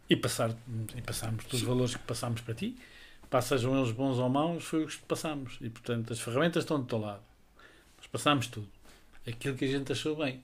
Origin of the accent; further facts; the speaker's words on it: Covilhã, Centro, Portugal; now in Lisbon, Portugal; nós vinhamos da Covilhã, portanto tínhamos que vir e emigrar